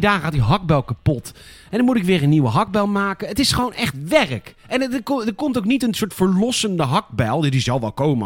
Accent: Rotterdam, South Holland, Netherlands; ik loop er rond als Rotterdammer

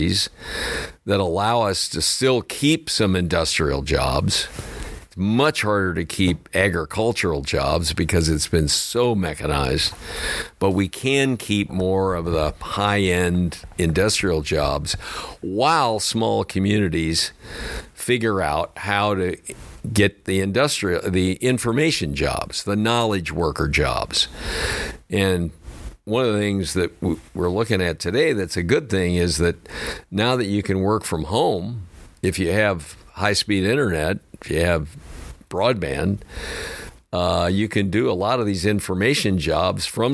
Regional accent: St. Louis, Missouri, United States; moved away as an adult; I had never been out of St. Louis in my entire life

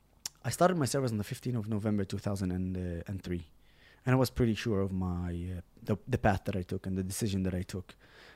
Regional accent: Nazareth, Northern District, Israel; also born or lived in Haifa; I grew up in, I was born in Haifa, the biggest mixed city in Israel. And I grew up in Nazareth, the biggest Arabic city.

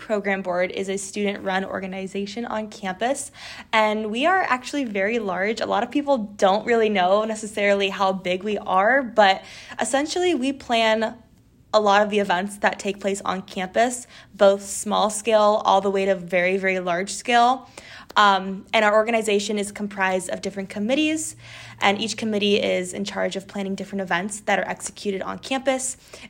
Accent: Northern California, United States; moved away; I'm originally from Northern California.

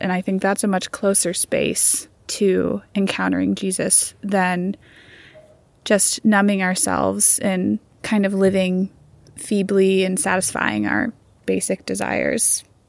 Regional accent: Alaska, United States; moved away as an adult; also born or lived in Indiana / San Diego / Seattle; now in Boise, United States; I'm originally from Alaska

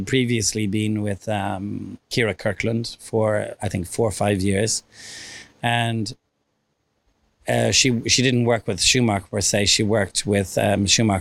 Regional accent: Ireland; now in United States; being Irish

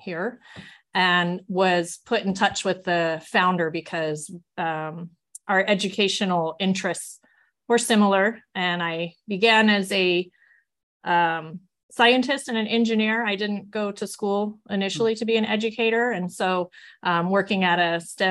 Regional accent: California, United States; moved away as an adult; now in Utah, United States; I am a transplant from California

